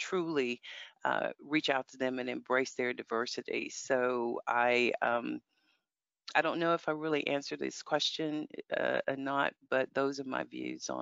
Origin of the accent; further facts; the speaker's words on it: United States; moved away; I grew up in America. I'm American